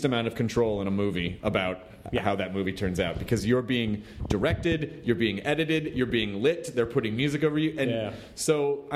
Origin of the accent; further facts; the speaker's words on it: the South, United States; moved away; growing up in the South